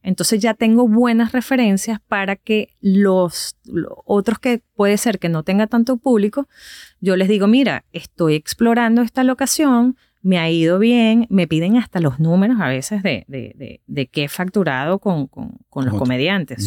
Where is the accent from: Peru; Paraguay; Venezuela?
Venezuela; Valencia, Carabobo; moved away as an adult; also born or lived in Caracas; now in United States; yo soy de Valencia, de otra ciudad completamente a dos horas que queda de Caracas, pero yo no soy de Caracas. Yo no crecí con la radio de Caracas